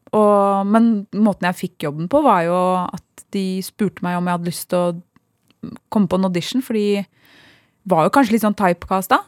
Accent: Sande, Vestfold, Norway; vi vokste opp i Sande

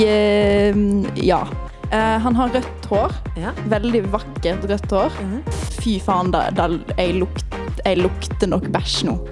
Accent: Western Norway, Norway; moved away as an adult; med to vestlendinger. Uh, mm. En som er fra der jeg er fra

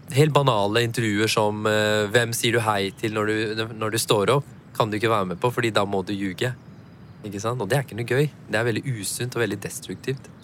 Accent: Norway; Jeg har jo pakistanske foreldre. Jeg er jo født og oppvokst i Norge

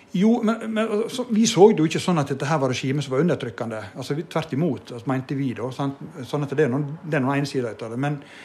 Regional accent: Vågsøy, Vestland, Norway; born or raised there

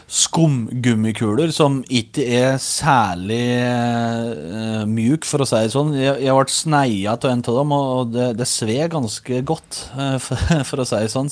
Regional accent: Os, Innlandet, Norway; accent: Os dialect; now in United States; Hjemme er gården på Os i Østerdalen, som er rett søra for Røros.

